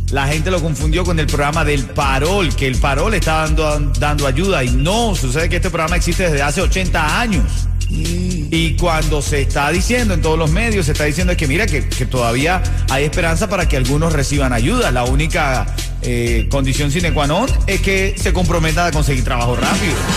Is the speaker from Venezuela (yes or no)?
no; Cuba; now in Miami, United States; Yo como buen cubano sigo con el Medicaid